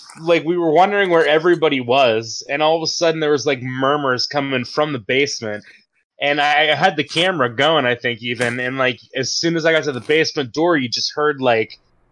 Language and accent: English; Pennsylvania, United States; I always have to remind people I'm not from Ohio